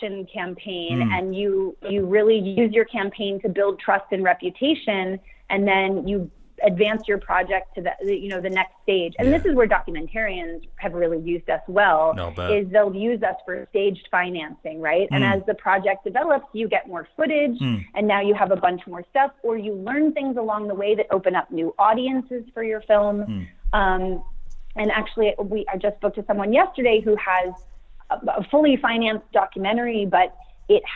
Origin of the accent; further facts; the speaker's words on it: Sacramento, California, United States; I'm from Sacramento